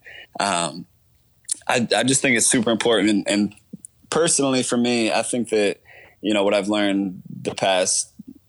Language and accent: English; Narragansett, Rhode Island, United States; moved away; also born or lived in Los Angeles; I'm a flight attendant originally from a small town called Narragansett, Rhode Island